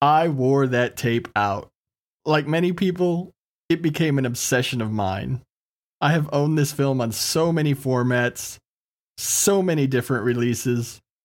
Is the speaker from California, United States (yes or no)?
no; Texas, United States; being born and raised in Texas